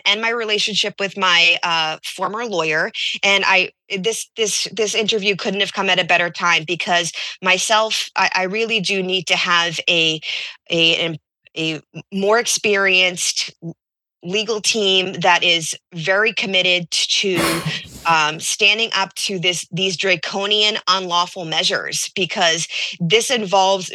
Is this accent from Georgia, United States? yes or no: no; Peabody, Massachusetts, United States; also born or lived in Randolph, Massachusetts; I'm originally from Peabody, Massachusetts, but I lived in Randolph during the time.